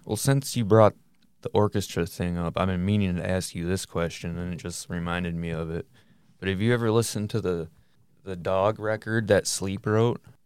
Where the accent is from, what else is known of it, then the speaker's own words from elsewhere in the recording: Michigan, United States; we're from Michigan